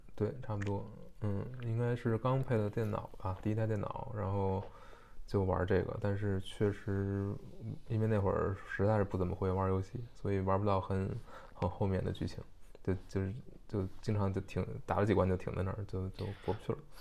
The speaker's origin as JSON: {"language": "Chinese", "region": "Beijing", "country": "China", "said": "虽然我是北京人"}